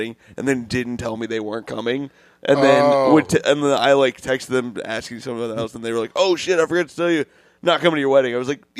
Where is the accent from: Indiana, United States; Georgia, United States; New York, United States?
Indiana, United States; Bloomington; my hometown is my favorite small town, Bloomington, Indiana.